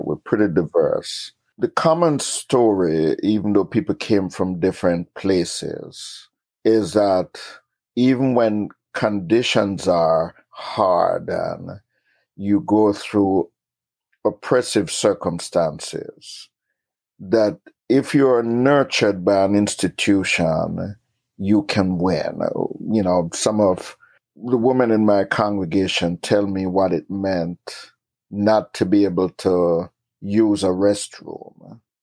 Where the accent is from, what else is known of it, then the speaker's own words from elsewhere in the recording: Jamaica; moved away; also born or lived in Kingston, Jamaica / Queens, New York; I was born in Kingston, Jamaica, and grew up in rural Jamaica